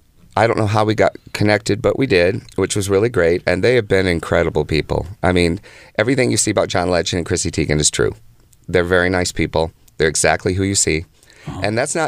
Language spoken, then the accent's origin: English; Midwest, United States; moved away; I'm from the Midwest originally